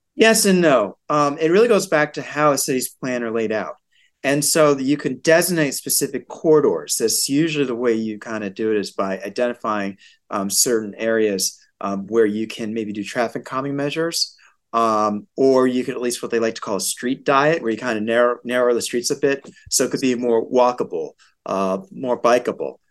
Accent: West Hartford, Connecticut, United States; West Hartford, my hometown.

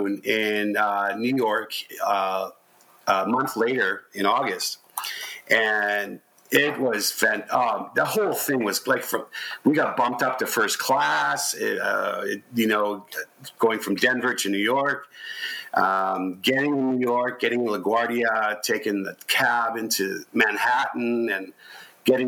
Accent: Canada; We're from Canada

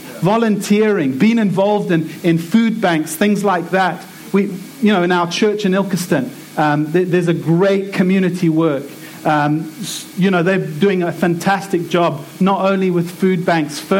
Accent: South Africa; now in England, United Kingdom; I'm from South Africa

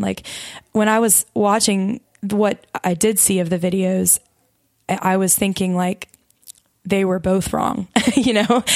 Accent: Mobile, Alabama, United States; moved away as an adult; now in Louisiana, United States; I'm not from Louisiana originally. I'm from Mobile, Alabama

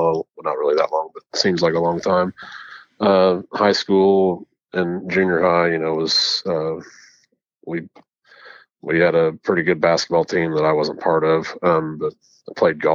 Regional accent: Bloomfield, Indiana, United States; I was born and raised in Bloomfield, Indiana

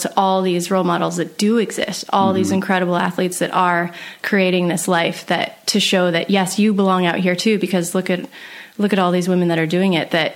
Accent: Sun Valley, Idaho, United States; I actually grew up in Sun Valley, Idaho.

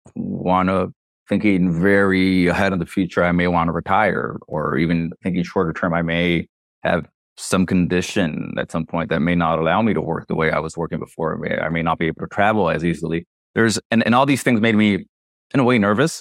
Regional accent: Nicaragua; also born or lived in Miami, United States; I was born in Miami to Nicaraguan parents who were, who had im-, immigrated to Miami when th, th, there was a war. So when I was around six years old, I'm, they mo-, we moved back to Nicaragua.

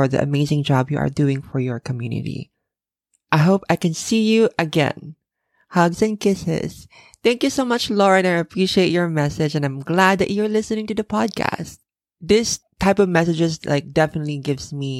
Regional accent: Philippines; now in Japan; I'm originally from the Philippines, and in the Philippines, we only have two seasons

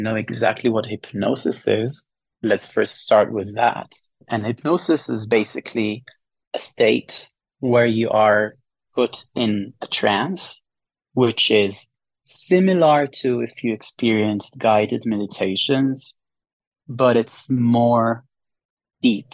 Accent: Israel; moved away; I'm from Israel.

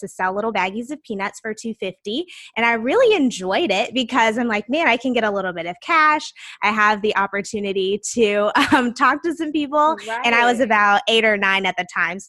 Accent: South Carolina, United States; now in Washington, D.C., United States; I am originally from the South, South Carolina specifically, but now I live in the DC area

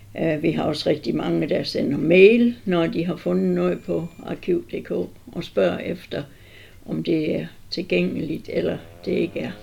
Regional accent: Southern Jutland, Southern Denmark, Denmark; also born or lived in Tinglev / Vamdrup; jeg er sønderjyde

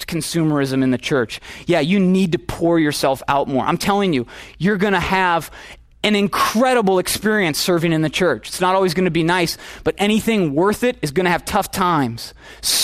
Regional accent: Minnesota, United States; I'm from Minnesota

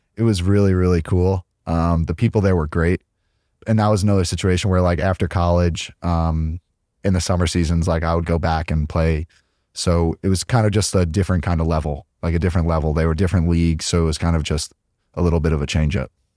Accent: Hicksville, New York, United States; moved away as an adult; I grew up in Long Island, New York, a small town called Hicksville.

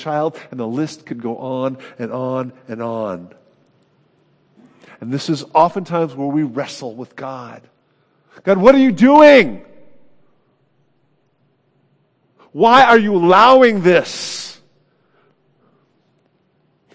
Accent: California, United States; I'm from California. That shapes me.

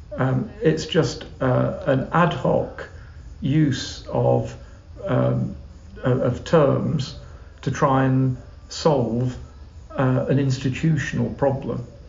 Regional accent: England, United Kingdom; as an Englishman

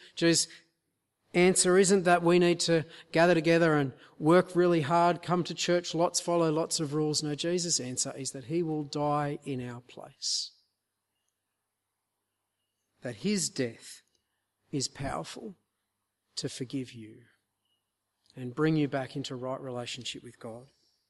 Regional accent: Queensland, Australia; we're from North Queensland, and so I thought I'd give you a sort of tropical illustration to help ground this.

